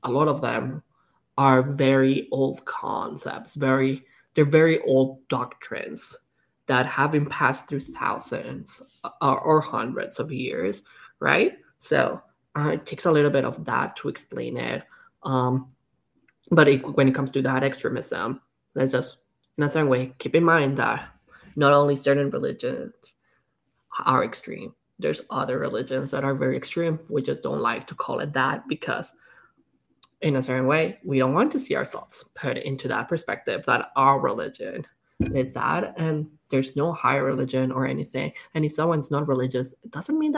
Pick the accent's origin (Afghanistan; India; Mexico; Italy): Mexico; now in Canada; growing up in Mexico, which is a very Catholic country